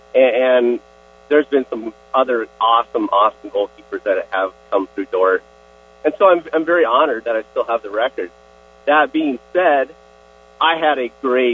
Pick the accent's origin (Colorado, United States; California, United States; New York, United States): California, United States; Escondido; I grew up, born and raised, in Escondido, California